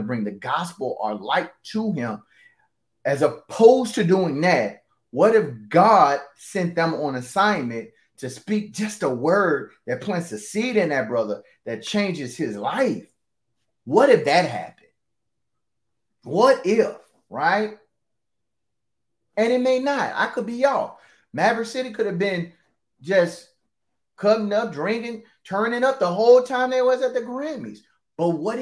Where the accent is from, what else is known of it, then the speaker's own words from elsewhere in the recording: the Bible Belt, Southern United States, United States; I'm from the Bible Belt.